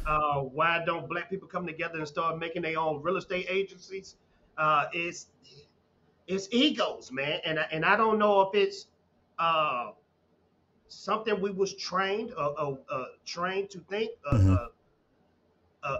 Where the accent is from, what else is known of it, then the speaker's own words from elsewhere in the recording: a small town in Texas, United States; I'm from Texas, man. Uh, from a, a, small town in Texas, and I had uh, a father, I had a mother, I had grandparents